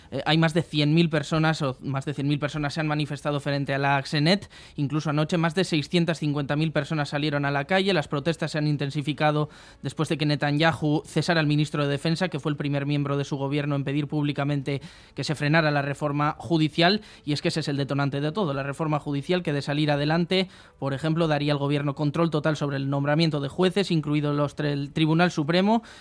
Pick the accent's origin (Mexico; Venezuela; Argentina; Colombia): Colombia; Soy colombiano, dominicano somos latinos, somos hermanos.